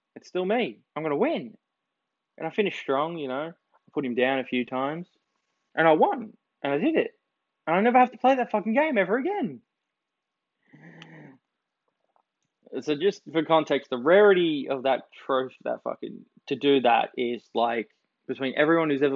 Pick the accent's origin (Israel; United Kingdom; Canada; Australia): Australia; I'm Australian